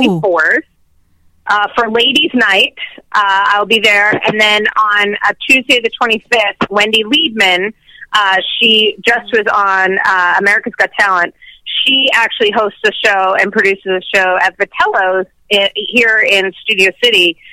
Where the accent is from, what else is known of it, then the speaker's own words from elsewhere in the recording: Boston, Massachusetts, United States; moved away; also born or lived in New York; I'm from Boston. I'm from Boston originally